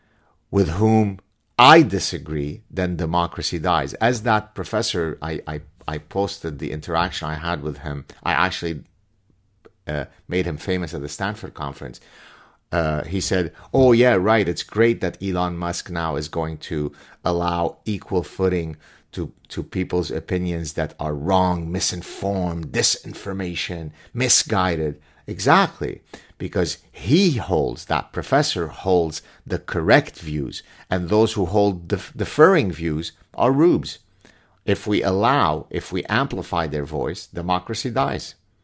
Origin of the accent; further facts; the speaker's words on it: Canada; If the right thing doesn't happen tomorrow, and I'm Canadian again, I don't have a proverbial dog in the fight